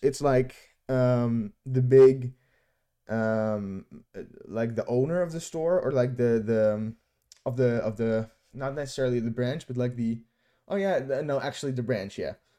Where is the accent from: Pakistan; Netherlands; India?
Netherlands; from my hometown, ho, hometown in the Netherlands